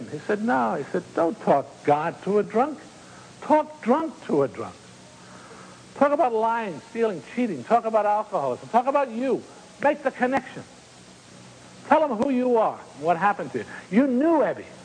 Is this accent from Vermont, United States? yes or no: yes; Vermont, United States; Growing up in Vermont, when we took a hike in the woods, we took a tunk.